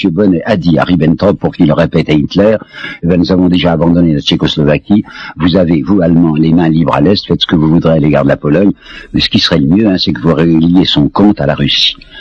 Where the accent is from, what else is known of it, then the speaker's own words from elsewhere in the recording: France; je suis français